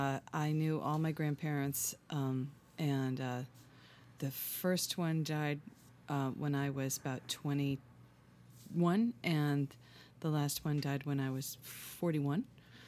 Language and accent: English; New York, United States; I'm from Hudson Valley, New York, and I'm a singer-songwriter.